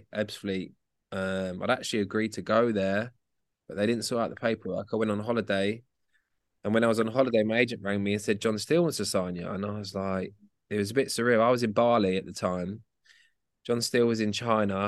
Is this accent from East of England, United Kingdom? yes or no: yes; Luton, East of England, United Kingdom; born in Luton. I'd moved back home with my mum